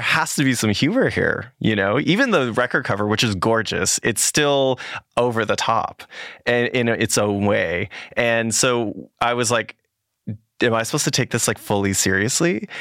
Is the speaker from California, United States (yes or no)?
yes; California, United States; I'm from California